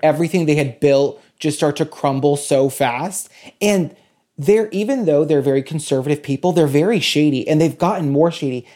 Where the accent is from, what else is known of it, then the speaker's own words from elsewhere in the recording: New Bedford, Massachusetts, United States; I'm from, I'm from New Bedford.